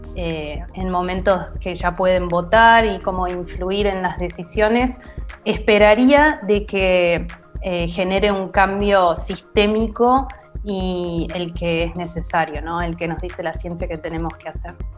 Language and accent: Spanish; Argentina; soy argentina